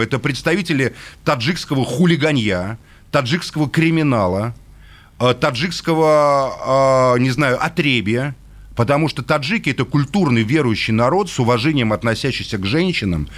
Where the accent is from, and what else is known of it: Russia